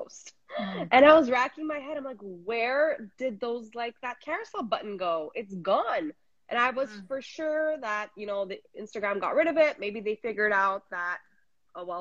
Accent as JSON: {"language": "English", "town": "Montreal", "region": "Quebec", "country": "Canada", "said": "I am from Montreal, Canada"}